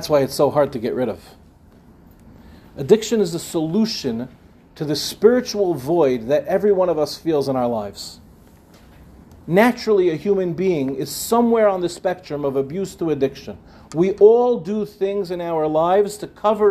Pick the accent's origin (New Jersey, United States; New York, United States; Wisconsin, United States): New York, United States; Five Towns; When I was growing up, I grew up in the Five Towns